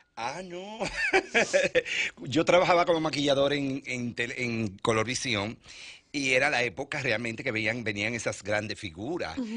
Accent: Santiago de los Caballeros, Santiago, Dominican Republic; moved away; Yo extraño en mi pueblo Santiago

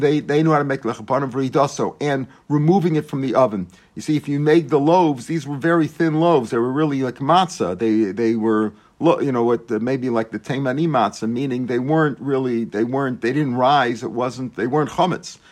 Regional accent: St. Louis, Missouri, United States; now in Israel; When I grew up in Saint Louis

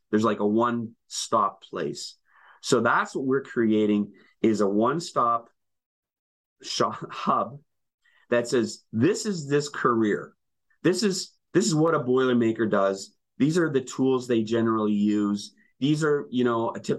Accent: Winnipeg, Manitoba, Canada; born or raised there; moved away

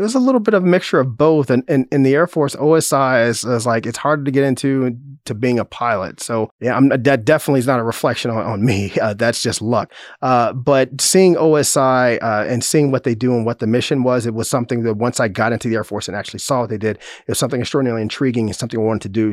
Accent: Chicago, Illinois, United States; moved away as an adult; now in Manhattan, United States; I grew up on the south side of Chicago.

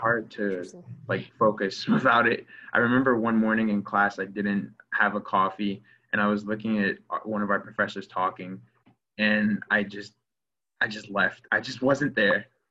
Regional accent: Clearwater, Florida, United States; moved away as an adult; also born or lived in Evanston, Illinois; I'm from Clearwater, Florida. I grew up in Florida

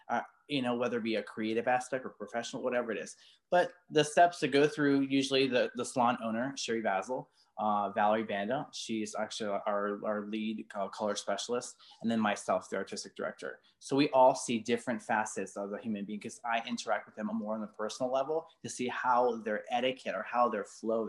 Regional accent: Baltimore, Maryland, United States; I came from Baltimore, worked behind a chair for like 10 years, and I came with zero.

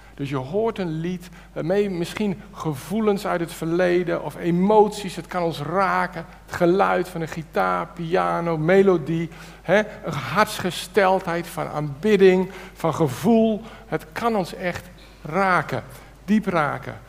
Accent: Netherlands; wij Nederlanders

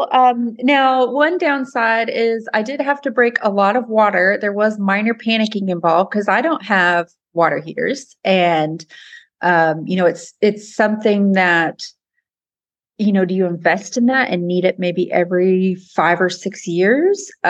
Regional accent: Kemp, Texas, United States; from Kemp, Texas.

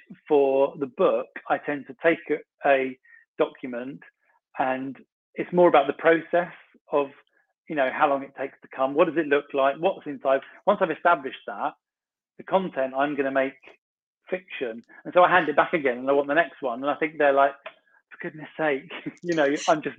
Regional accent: Sussex, South East England, United Kingdom; now in Kent, United Kingdom; I live in Kent and I'm from Sussex

